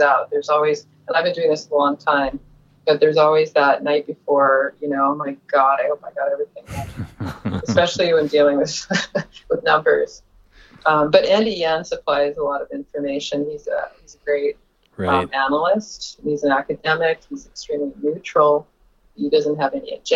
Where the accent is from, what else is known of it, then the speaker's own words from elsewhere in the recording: Vancouver, British Columbia, Canada; I was born in Dunbar. I mean, I was raised in Dunbar. I was born at BGH.